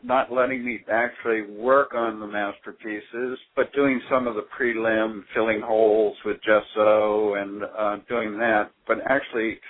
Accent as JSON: {"language": "English", "town": "Boston", "region": "Massachusetts", "country": "United States", "tie": "born or raised there", "said": "I was raised around the Boston area"}